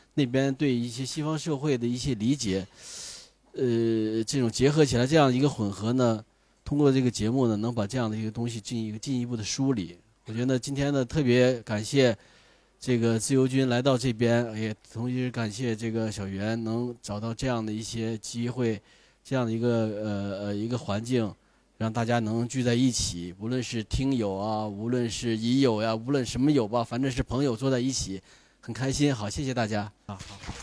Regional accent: Lianjiang, Fujian, China; moved away; also born or lived in Inner Mongolia; 但我本身是福建人，我是连江

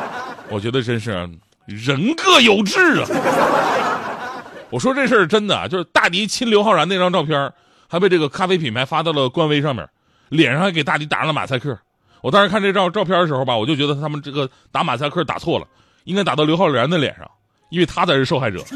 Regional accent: Changchun, Jilin, China; 就在我们老家长春。

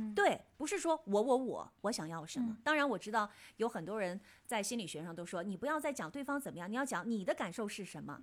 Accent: China; 我们中国人看来

